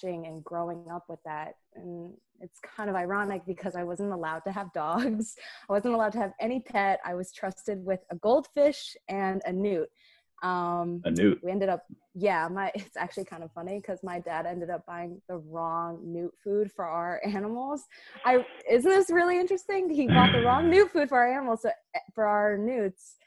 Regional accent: Tenafly, New Jersey, United States; moved away as an adult; also born or lived in Rhode Island; now in New York City, United States; we grew up in Tenafly, New Jersey, cute little town, in Bergen County

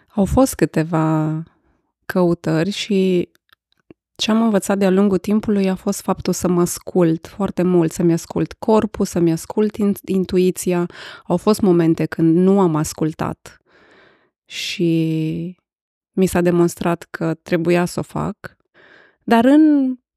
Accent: Arad, Arad County, Romania; sunt născută și crescută în Arad

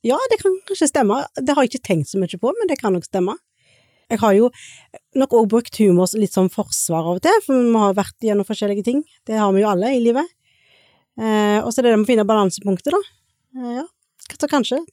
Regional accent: Suldal, Rogaland, Norway; moved away; also born or lived in India / Stord; jeg er jo opprinnelig fra Suldal, eller oppvokst i Suldal

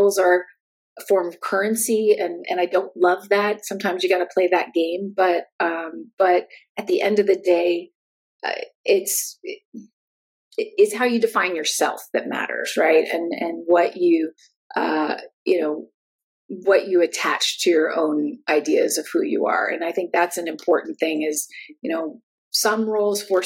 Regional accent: United States; moved away as an adult; also born or lived in Santa Barbara, California; now in Germany; I'm American, and I now live in Germany.

